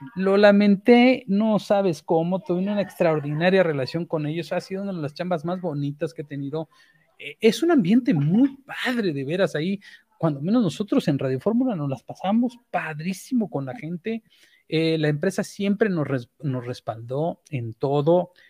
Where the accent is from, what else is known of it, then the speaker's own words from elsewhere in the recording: Chiapas, Mexico; moved away; also born or lived in Mexico City; como soy chiapaneco